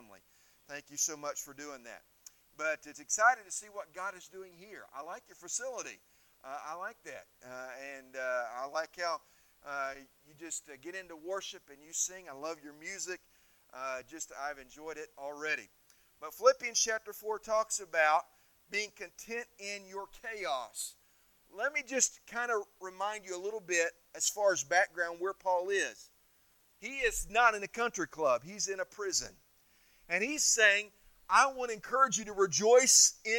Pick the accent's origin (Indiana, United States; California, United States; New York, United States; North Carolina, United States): Indiana, United States; moved away as an adult; also born or lived in Missouri; now in Erie, United States; When I grew up in Indiana, we got some warm, humid weather